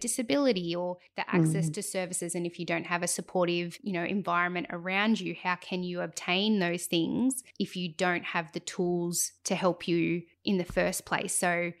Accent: Cobar, New South Wales, Australia; moved away; also born or lived in Sydney; I grew up in Cobar and I moved to Sydney

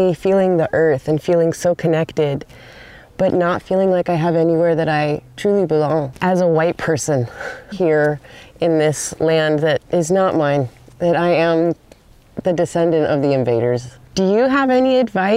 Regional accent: Southern California, United States; I am born and raised in Southern California

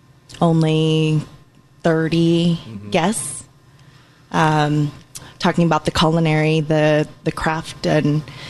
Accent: Seattle, Washington, United States; So my parents immigrated from Cambodia. Mm-hmm. They were born and raised in Battambang and arrived here in 1980. Mm-hmm. And had me 20 days later.

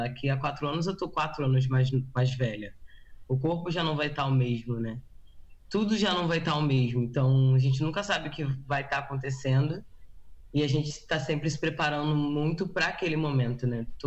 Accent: Brazil; born or raised there; moved away as an adult; now in United States

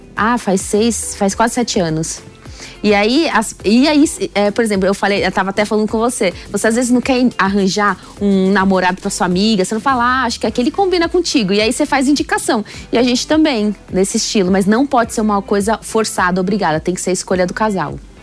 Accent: São Paulo, Brazil; eu sou de São Paulo

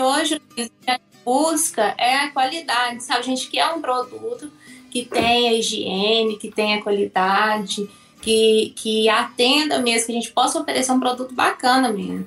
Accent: Perdões, Minas Gerais, Brazil; eu sou de uma cidade chamada Perdões, é, no sul de Minas Gerais, a 200 quilômetros mais ou menos da capital mineira

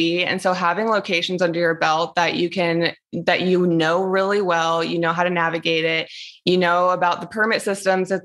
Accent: the East, East Coast, United States; moved away as an adult; now in Las Vegas, United States; I grew up and lived in the East for so long, and now I'm like in Las Vegas

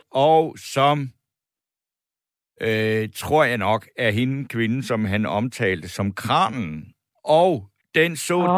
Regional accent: Funen, Southern Denmark, Denmark; jeg er vokset op i Ense, det er heller ikke så langt derfra

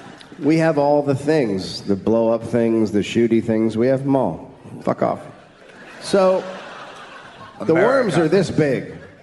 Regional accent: United States; I'm from America.

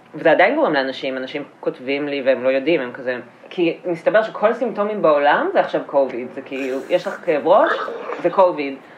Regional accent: Petah Tikva, Central District, Israel; גדלתי בפתח תקווה

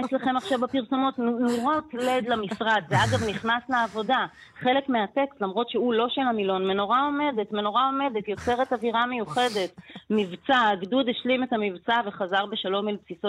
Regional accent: Israel; אני גם באה מקיבוץ

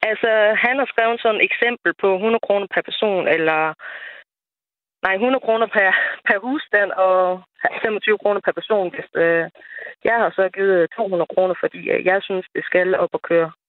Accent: Nørre Nissum, Central Denmark Region, Denmark; moved away as an adult; now in Sørvad, Denmark; jeg kommer jo oprindeligt fra Nørre med

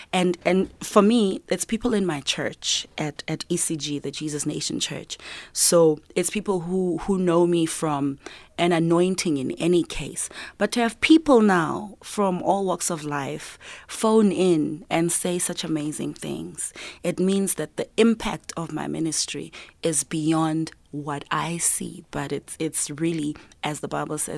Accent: South Africa; I'm there as a South African artist to actually, you know, represent.

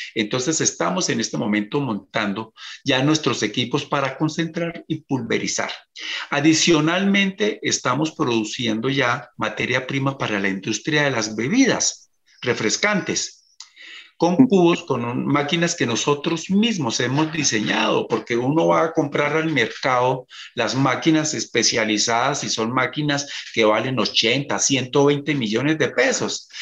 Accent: Colombia; como emprendedor y como agroindustrial colombiano

